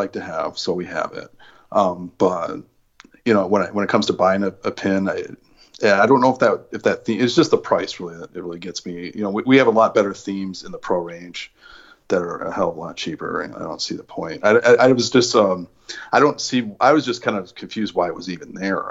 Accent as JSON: {"language": "English", "region": "Wisconsin", "country": "United States", "said": "I'm from Wisconsin"}